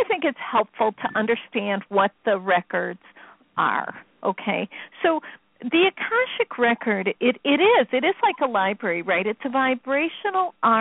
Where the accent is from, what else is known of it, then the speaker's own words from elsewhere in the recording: Chicago, Illinois, United States; I'm from Chicago. We don't use words like that.